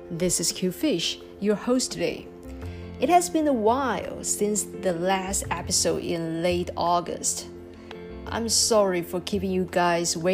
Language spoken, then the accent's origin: English; Taiwan; English is a second language; Born and uh, growing up in Taiwan, I have mixed feelings toward my my home country.